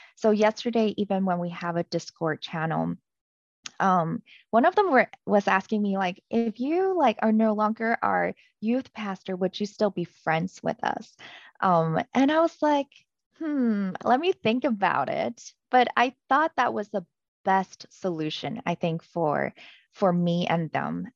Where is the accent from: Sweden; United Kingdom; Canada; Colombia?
Canada; moved away; I was from Canada